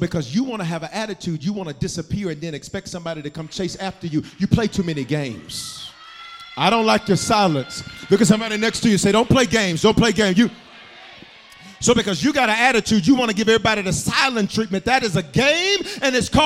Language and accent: English; Memphis, Tennessee, United States; also born or lived in Denver, Colorado; I was born in Denver but raised in Memphis